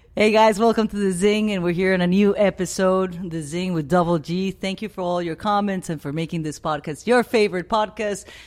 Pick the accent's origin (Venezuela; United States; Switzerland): Venezuela; moved away; I grew up in the Amazon, in the Venezuelan Amazon